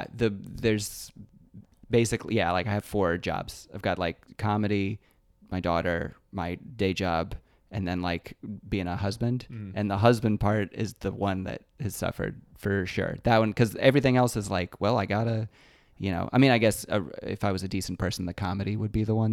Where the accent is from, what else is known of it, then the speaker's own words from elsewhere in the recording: Lexington, Kentucky, United States; was in Lexington in my hometown and I headlined for the first time there.